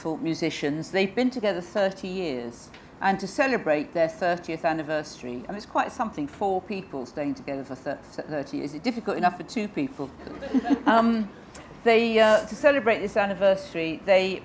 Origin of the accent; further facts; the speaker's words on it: England, United Kingdom; I am English